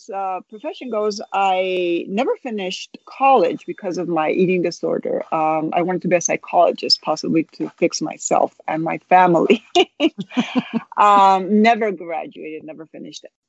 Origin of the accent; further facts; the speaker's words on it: Spain; moved away as an adult; now in United States; I was born in Spain, but my mother's from the United States, so I'm bilingual, bicultural, multicultural. I was mainly raised in Spain